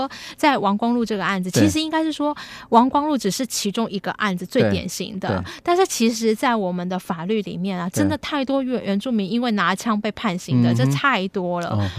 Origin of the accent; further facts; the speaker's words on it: Taiwan; 我们台湾人